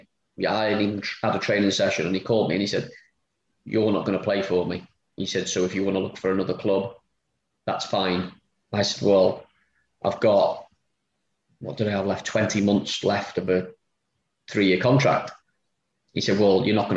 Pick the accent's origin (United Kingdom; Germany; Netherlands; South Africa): United Kingdom; Wrexham, Wales; it's my hometown club